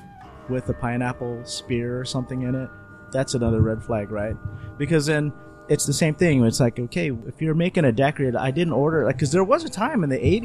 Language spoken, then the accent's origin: English; United States; accent: American; I'm saying it with my American accent.